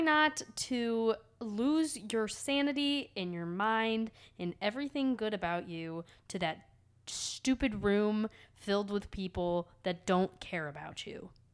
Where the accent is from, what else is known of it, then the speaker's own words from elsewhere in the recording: Cleveland, Ohio, United States; I was born and raised in Cleveland.